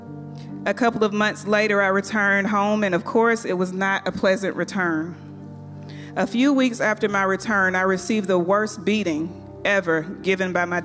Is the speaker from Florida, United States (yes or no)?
no; Athens, Georgia, United States; During my childhood, I grew up in Athens, Georgia, in a two-parent home